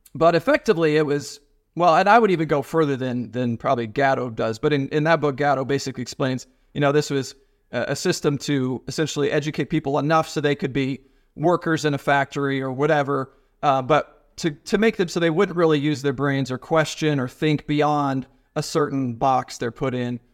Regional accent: Ohio, United States; moved away; also born or lived in Nashville; I'm from Ohio

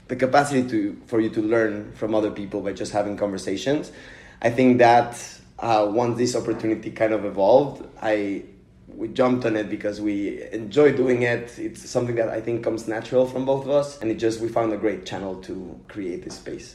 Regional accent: Mexico City, Mexico; moved away; I'm from Mexico City

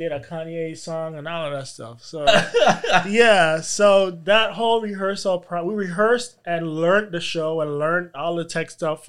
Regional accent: U.S. Virgin Islands; Well, growing up in the Virgin Islands, I was in a calypso band, and so I, you know, I have that natural.

